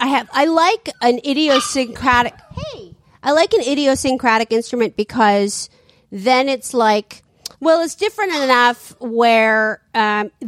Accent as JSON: {"language": "English", "town": "San Francisco", "region": "California", "country": "United States", "tie": "born or raised there", "also_born_or_lived": "Los Angeles", "moved": "yes", "said": "I grew up in the Sunset on 20th between Irving and Judah"}